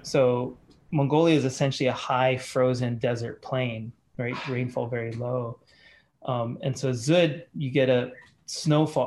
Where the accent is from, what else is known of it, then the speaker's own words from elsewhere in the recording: Australia; moved away; also born or lived in Hawaii; my teenage years, I grew up in Australia